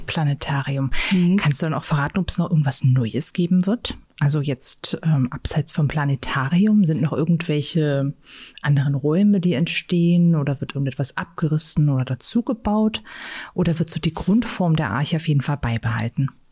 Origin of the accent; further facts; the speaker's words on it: Saxony-Anhalt, Germany; Hier bei uns in Sachsen-Anhalt